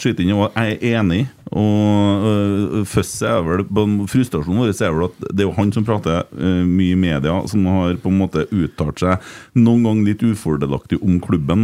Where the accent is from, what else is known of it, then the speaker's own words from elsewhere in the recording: Sunnmøre, Møre og Romsdal, Norway; vi kommer to fra Sunnmøre